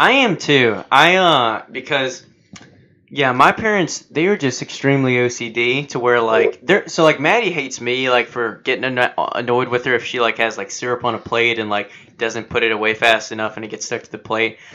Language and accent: English; United States; as an American